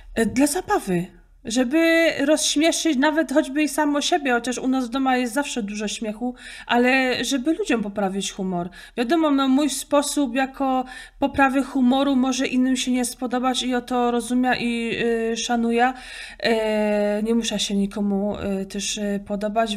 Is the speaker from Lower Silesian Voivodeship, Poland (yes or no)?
no; Opole Voivodeship, Poland; accent: Silesian dialect (gwara, Opole); typowo to jest z opolskiego. Zawsze mnie mylą ze Śląska, bo niby Gotka jest tylko na Śląsku, ale w opolskim też się godo, typowo Górny Śląsk.